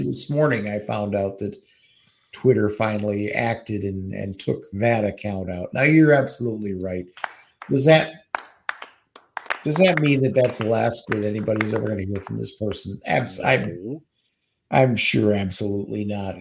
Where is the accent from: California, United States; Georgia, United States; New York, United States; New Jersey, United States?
New York, United States; New York City; now in Eagan, United States; from Queens, New York